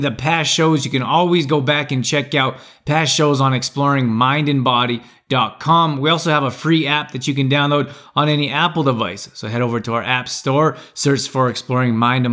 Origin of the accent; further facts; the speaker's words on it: Canada; I grew up in Canada